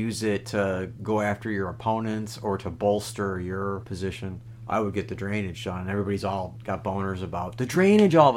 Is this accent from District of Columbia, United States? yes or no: no; Wisconsin, United States; I'm from Wisconsin